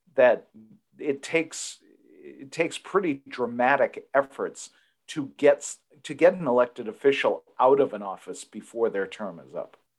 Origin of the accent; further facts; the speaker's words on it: Massachusetts, United States; my home state of Massachusetts